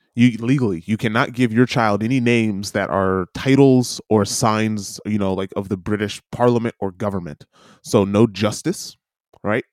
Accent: New York City, New York, United States; as a New Yorker

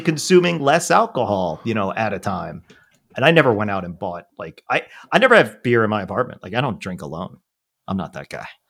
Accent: Rockland County, New York, United States; also born or lived in Brooklyn/Staten Island district, New York; now in New York City, United States; my hometown where I grew up, uh, where Auckland County is a part

